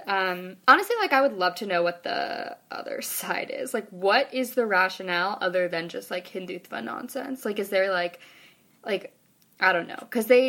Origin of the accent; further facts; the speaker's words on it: Midwest, United States; Every time I tell people I'm from the Midwest, they're very, like, surprised.